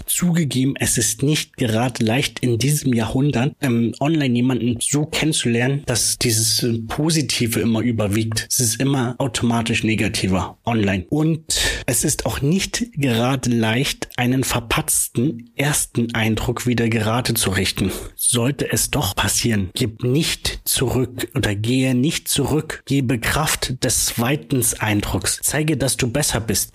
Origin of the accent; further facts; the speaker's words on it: Brandenburg, Germany; moved away; also born or lived in Munich / Leipzig; Ich bin ja ein gebürtiger Brandenburger, habe zwischenzeitlich mal in München gewohnt, zwischenzeitlich in Leipzig